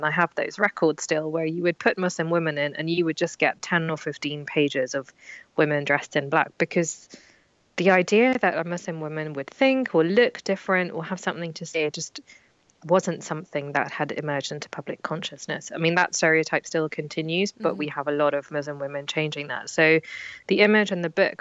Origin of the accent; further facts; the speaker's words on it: London, United Kingdom; when I grew up in London